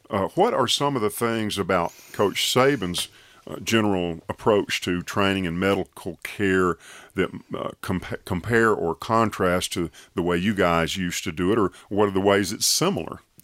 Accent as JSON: {"language": "English", "town": "Tuscaloosa", "region": "Alabama", "country": "United States", "tie": "born or raised there", "said": "growing up in Tuscaloosa"}